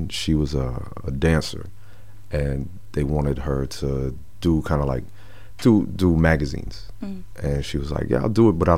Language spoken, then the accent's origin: English; New Jersey, United States; also born or lived in Manhattan, New York / Teaneck, New Jersey / Camden, New Jersey; I was born in Manhattan, but I was raised in Jersey my whole life